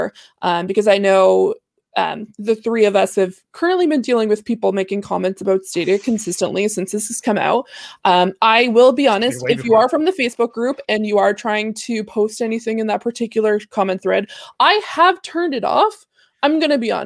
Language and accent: English; Canada; I'm Canadian